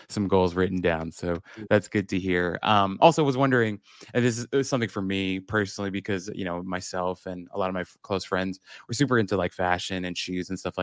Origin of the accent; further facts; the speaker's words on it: United States; I'm Korean American, grew up in the States, but my parents are Korean